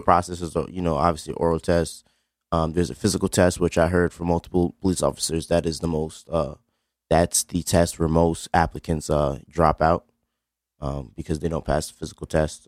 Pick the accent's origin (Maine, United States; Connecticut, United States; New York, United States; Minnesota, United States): Connecticut, United States; New Haven; I'm African American male, uh, from Beaver Hills. Um, grew up in a pretty good house